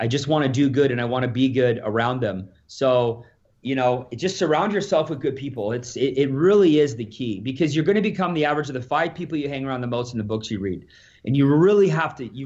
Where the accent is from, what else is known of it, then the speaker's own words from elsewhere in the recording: Alberta, Canada; So I'm from Alberta here